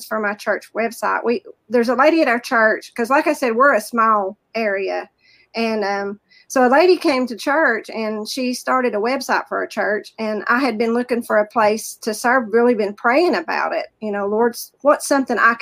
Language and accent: English; the South, United States; accent: Southern; also born or lived in rural town in Virginia; now in Virginia, United States; You can tell by my accent, I'm from the South